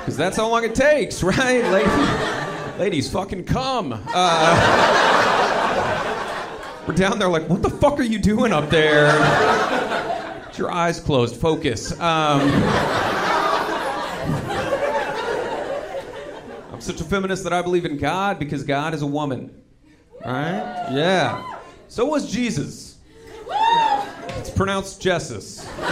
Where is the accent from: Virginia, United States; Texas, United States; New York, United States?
Texas, United States; I'm from Texas